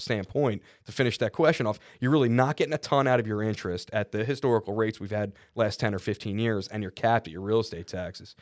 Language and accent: English; Philadelphia, Pennsylvania, United States; I'm from Philly